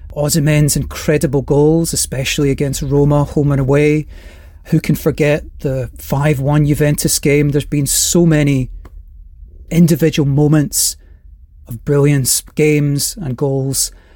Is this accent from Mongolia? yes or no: no; Glasgow, Scotland, United Kingdom; now in California, United States; I'm originally from Glasgow in Scotland, but now living in California.